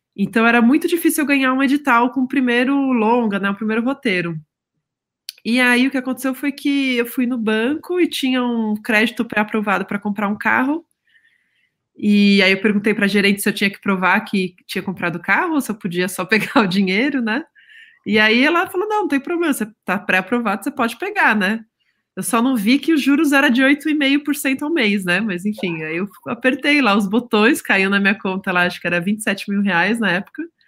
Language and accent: Portuguese; São Paulo, Brazil; São Paulo, é, perto ali da Avenida Paulista, no bairro da Bela Vista, em 1984